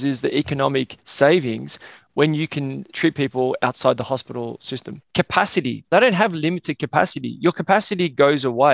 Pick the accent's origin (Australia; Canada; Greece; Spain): Australia; Melbourne, Victoria; I was born in Melbourne, Australia.